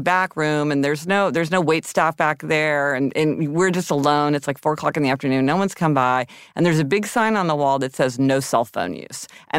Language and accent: English; Missouri, United States; also born or lived in Kansas; Okay, I'm from Missouri and Kansas.